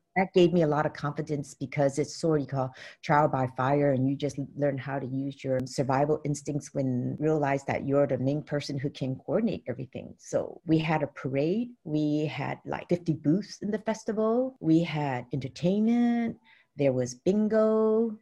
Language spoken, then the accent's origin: English; San Francisco, California, United States; growing up in San Francisco, Chinatown, my life was very sheltered